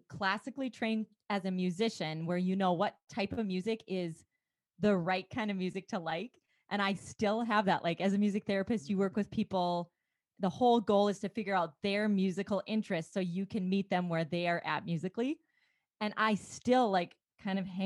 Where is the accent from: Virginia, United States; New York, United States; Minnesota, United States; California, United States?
Minnesota, United States; rural; now in Beaumont, United States; my upbringing in rural Minnesota